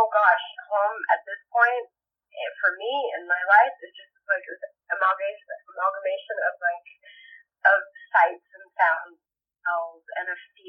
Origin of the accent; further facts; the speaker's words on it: Saudi Arabia; also born or lived in Puerto Rico / Japan; now in Los Angeles, United States; I'm originally from Puerto Rico. I was born in Puerto Rico, raised in Saudi Arabia and Japan. I am been living in LA for a long time now.